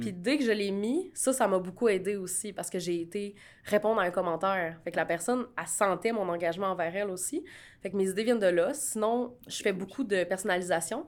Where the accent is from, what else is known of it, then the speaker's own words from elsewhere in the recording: Canada; je suis canadienne